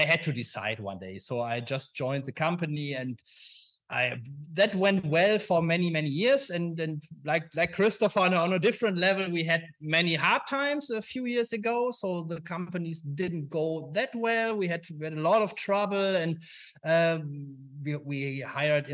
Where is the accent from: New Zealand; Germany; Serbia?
Germany; a small town near Düsseldorf, North Rhine-Westphalia; now in Düsseldorf, Germany; I'm from a small town near Düsseldorf. So I always grew up in this small town